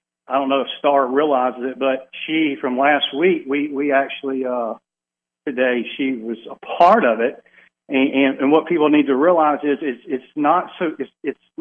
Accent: Alabama, United States; I'm from Alabama

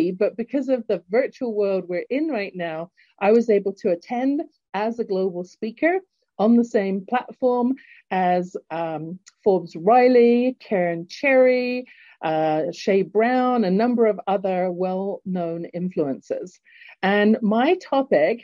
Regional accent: London, United Kingdom; accent: English; now in Calgary, Canada; born in London, England, and now living in Canada, in Calgary, Alberta

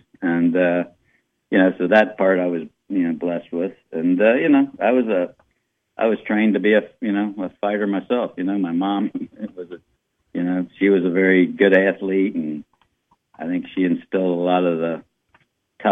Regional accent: Walton, Kentucky, United States; also born or lived in Covington, Kentucky / New Orleans, Louisiana / Oklahoma / England; I was raised in Walton, in a town called Verona.

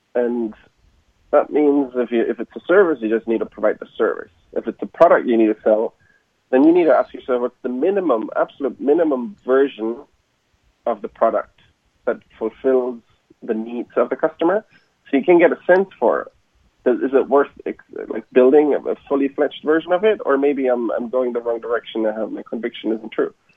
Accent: Germany; moved away as an adult; now in United States; I'm from Germany originally

